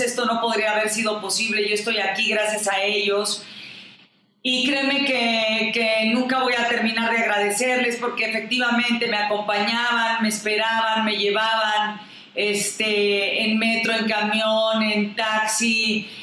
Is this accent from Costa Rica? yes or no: no; Mexico; nuestro México y que me siento orgullosamente mexicana